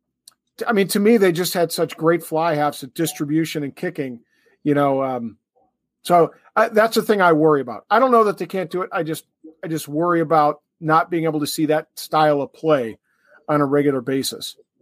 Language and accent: English; New Zealand; it concerns me as a Kiwi fan watching, you know, the All Blacks